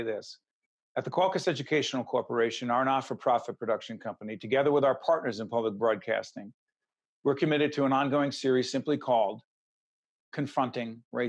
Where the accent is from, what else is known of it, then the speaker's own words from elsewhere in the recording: Newark, New Jersey, United States; Newark, New Jersey, my hometown, Brick City